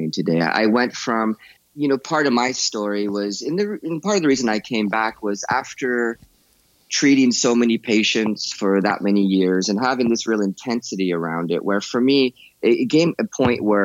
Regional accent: United States; moved away as an adult; also born or lived in Morocco; growing up in a country as powerful as the United States

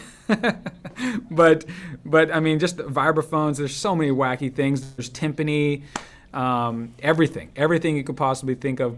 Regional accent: Los Angeles, California, United States; have it be my hometown

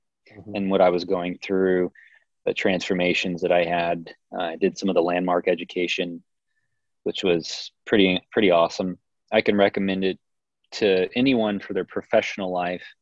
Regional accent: Kansas City, United States; moved away as an adult; now in Boulder, United States; I'm from Kansas City

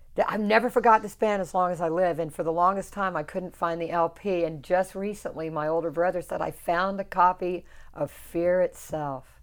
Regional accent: South Carolina, United States; moved away; I grew up in South Carolina.

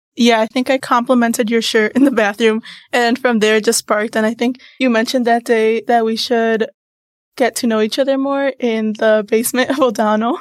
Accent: Mundelein, Illinois, United States; I come from Mundelein, Illinois

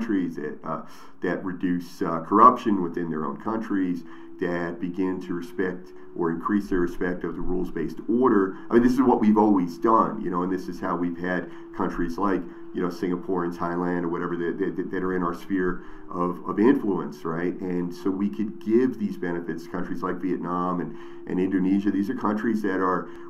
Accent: United States; as an American

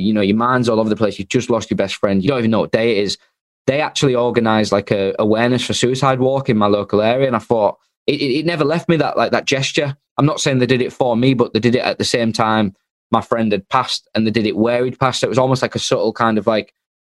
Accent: Hull, Yorkshire and the Humber, United Kingdom; I'm from Hull

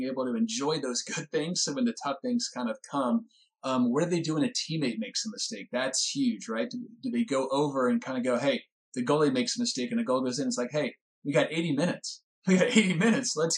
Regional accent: Winston-Salem, North Carolina, United States; now in California, United States; my hometown, Winston-Salem. We grew up, I mean, our home's like 3 miles apart

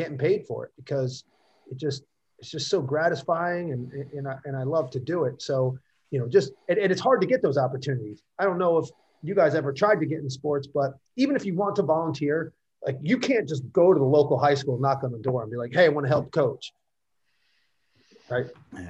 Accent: Fair Lawn, New Jersey, United States; my hometown of Fairlawn, New Jersey

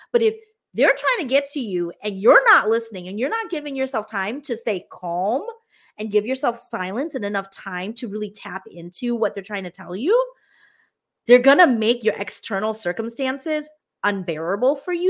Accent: United States; I am Hmong American

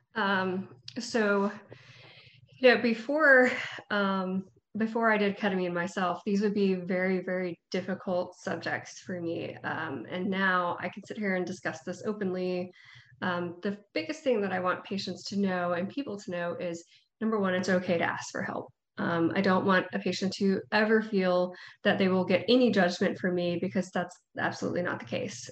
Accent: Panama City, Florida, United States; also born or lived in Gainesville, Florida / Tampa, Florida; now in Tallahassee, United States; i was born and raised in panama city um, so I'm from there, homegrown. Uh, I live in Tallahassee now.

